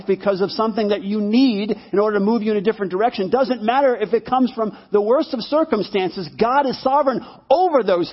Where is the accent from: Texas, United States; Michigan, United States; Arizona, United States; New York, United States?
New York, United States; growing up in New York in a one-bedroom apartment with my mom